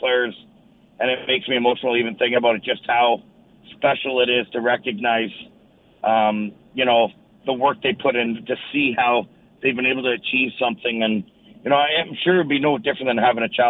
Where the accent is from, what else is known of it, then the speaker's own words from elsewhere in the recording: Sault Ste. Marie, Ontario, Canada; growing up in Sault Ste. Marie playing hockey